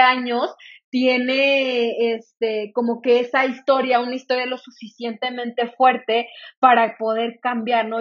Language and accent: Spanish; Salamanca, Guanajuato, Mexico; also born or lived in Irapuato, Guanajuato; yo nací soy de, de Irapuato, Guanajuato, para los que me conozcan, a, lo mejor ya saben, para los que no, pues soy de, de Irapuato, Guanajuato, eh, crecí en el estado de Guanajuato, a los tres años me mudé a Salamanca